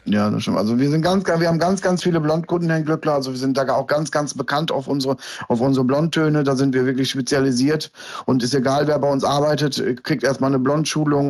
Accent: Lohne, Lower Saxony, Germany; Ich bin hier in Deutschland geboren, in Niedersachsen und bin bei meiner Oma aufgewachsen

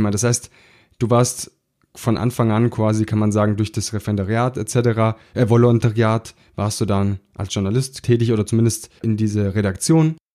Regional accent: Baden-Württemberg, Germany; So sagt man das bei uns im Schwabenland.

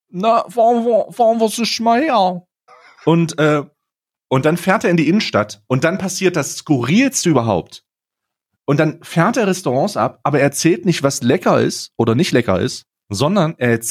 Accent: Saxony, Germany; born there; Ey, ich komm, ich bin in Sachsen geboren.

